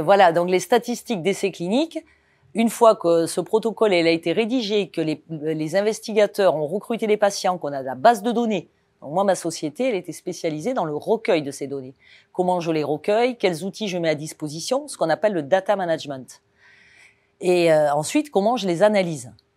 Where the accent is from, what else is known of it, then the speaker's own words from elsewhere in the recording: Cannes, Provence-Alpes-Côte d'Azur, France; moved away as an adult; also born or lived in Toulon / Nice / Toulouse; je suis né à Cannes, sur la Côte d'Azur. Donc autant vous dire que euh, partir à Paris, euh, quand on est né à Cannes et qu'on a grandi face à la mer